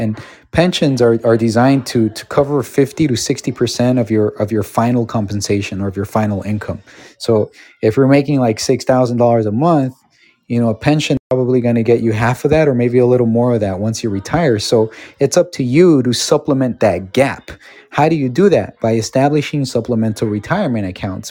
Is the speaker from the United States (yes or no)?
yes; Los Angeles, California, United States; I grew up in Los Angeles